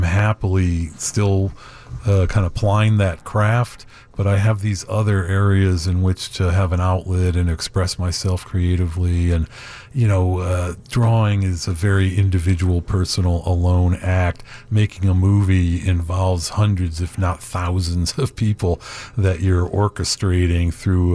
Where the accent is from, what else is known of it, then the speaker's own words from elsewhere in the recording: Chicago, Illinois, United States; also born or lived in Hollywood; now in Woodstock, United States; growing up in Chicago